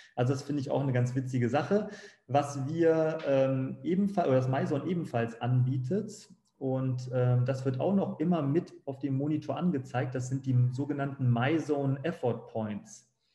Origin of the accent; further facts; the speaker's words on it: Bückeburg, Lower Saxony, Germany; moved away as an adult; now in Frankfurt am Main, Germany; in meinem Heimatort Bückeburg, ganz kleiner Ort